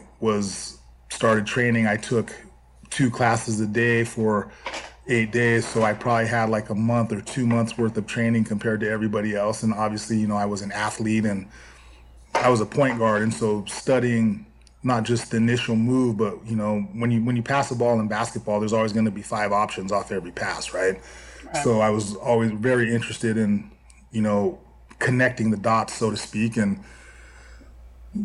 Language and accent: English; Santa Cruz, California, United States; growing up in Santa Cruz on the coast, I was a surfer